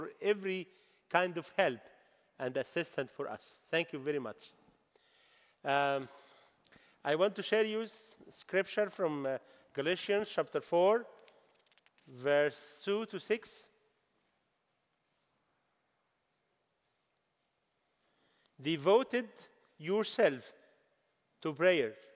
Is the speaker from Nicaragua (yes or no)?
no; Egypt; English is a second language; I bring your greeting from the Egyptian church